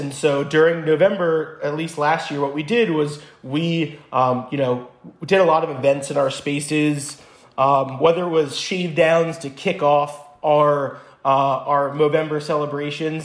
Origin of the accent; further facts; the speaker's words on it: New Jersey, United States; moved away as an adult; also born or lived in Israel; I grew up in New Jersey.